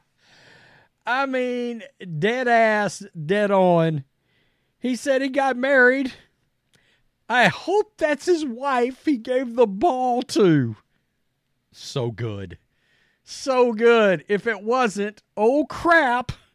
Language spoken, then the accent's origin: English; Texas, United States; I'm from Texas. We grew up with … here